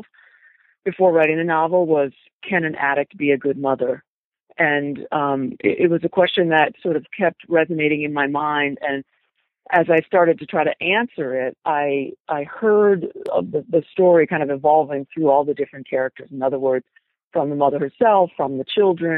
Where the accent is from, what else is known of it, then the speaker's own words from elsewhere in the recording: Providence, Rhode Island, United States; I grew up in Providence, and I had left and then moved back there